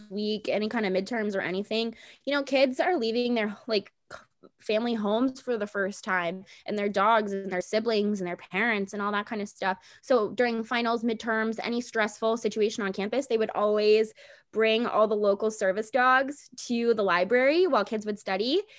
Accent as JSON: {"language": "English", "town": "Washington", "region": "District of Columbia", "country": "United States", "said": "I'm from DC."}